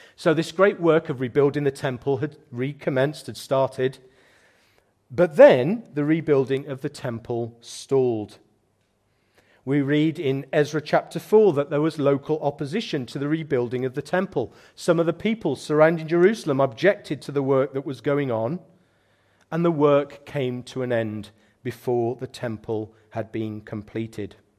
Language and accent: English; United Kingdom; as British Christians